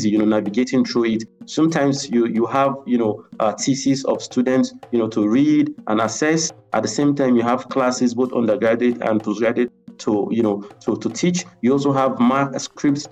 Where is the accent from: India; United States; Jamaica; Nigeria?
Nigeria; Okene, Kogi; also born or lived in Zaria, Nigeria; I am from Okene, Kogi State, Nigeria.